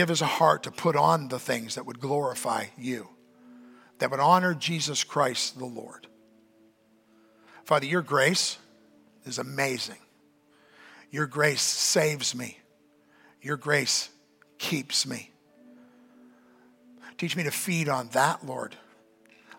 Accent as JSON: {"language": "English", "country": "Canada", "said": "I'm a Canadian"}